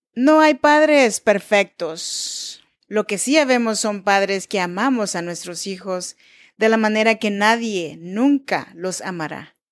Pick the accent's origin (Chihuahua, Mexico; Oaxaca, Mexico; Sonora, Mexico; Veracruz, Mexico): Oaxaca, Mexico; Chinantla region; Yo nací en Oaxaca, México, en la región de Chinantecos